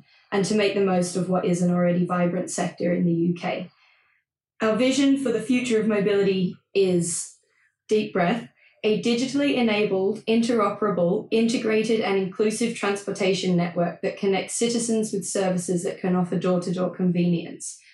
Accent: Australia; moved away; I'm Australian, so I am going to say data

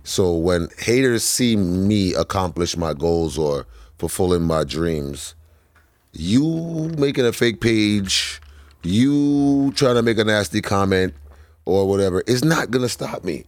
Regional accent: New York City, New York, United States; we grew up in a brownstone in, in the middle of Flatbush.

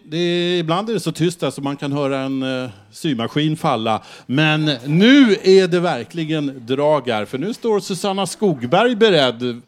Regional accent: Stockholm, Stockholm County, Sweden; Om man åker gröna linjen så långt eh, nordvästerut som möjligt så kommer man till där jag växte upp

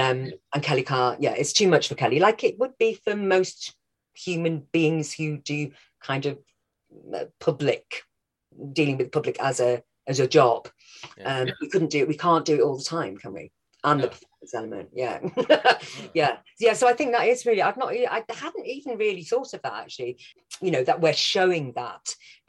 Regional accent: Wales, United Kingdom; now in London, United Kingdom; when I first moved from Wales down to London, especially before I'd had, you know, a lot of my accent, I'm still there, but before I'd had a lot of it knocked out of me by drama school, then everyone thought I was a Scouse. So yeah, that's where I grew up, North Wales.

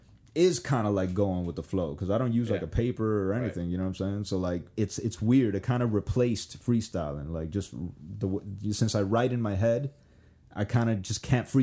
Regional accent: Miami, Florida, United States; also born or lived in New York; And Kendall, compared to like all the other places in Miami, was actually kind of soft. But like, let me tell you, growing up in Kendall, this shit was infested with gangs, bro. There was gangs everywhere.

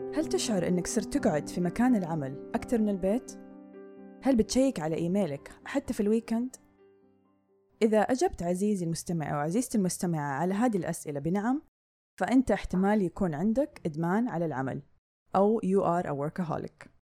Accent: Saudi Arabia; عندنا في السعودية

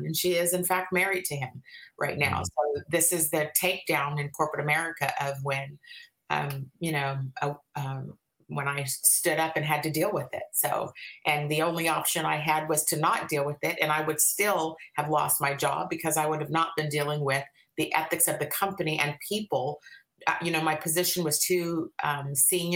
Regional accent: Bay Area, California, United States; moved away as an adult; now in Washington, United States; I'm actually originally from the Bay Area.

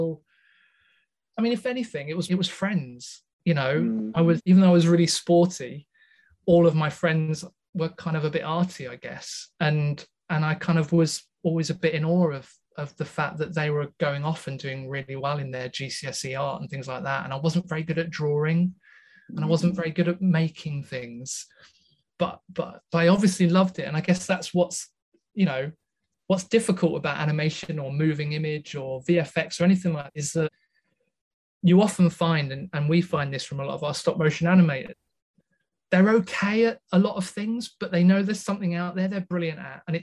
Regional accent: just outside Scunthorpe, Yorkshire and the Humber, United Kingdom; I was raised in the wonderful north, just outside Scunthorpe

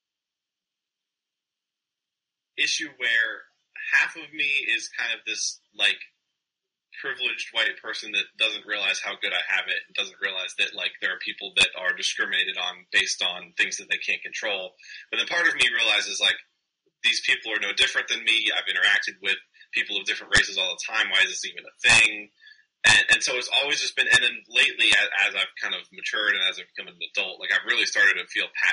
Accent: United States; also born or lived in Indiana / Oklahoma; I'm American

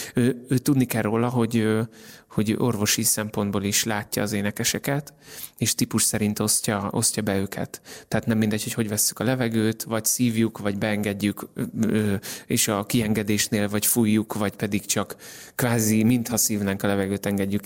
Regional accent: Hungary; now in Budapest, Hungary; magyar vagyok

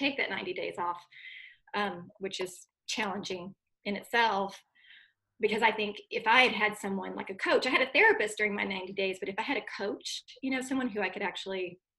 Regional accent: United States; also born or lived in Dallas, Texas; now in Austin, United States; I moved back to my hometown where I lived with my dad and my stepmom in the house where I grew up, while I went to graduate school about 45 minutes north in Oklahoma

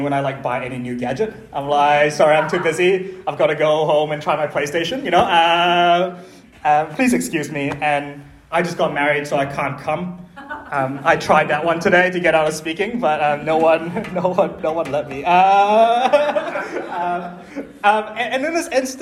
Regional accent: Malaysia; in my culture, I'm Chinese Malaysian

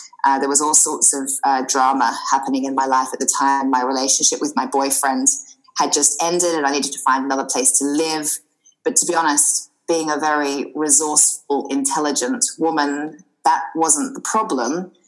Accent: Australia; accent: slightly mixed accent; moved away as an adult; now in United Kingdom; I'm an Australian girl, and I moved over to the UK about 19 years ago, hence the slightly mixed accent. And I live in the beautiful Sussex countryside, surrounded by fields and horses.

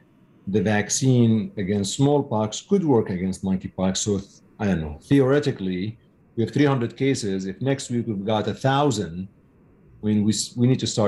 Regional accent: Syria; moved away; I was born in Syria.

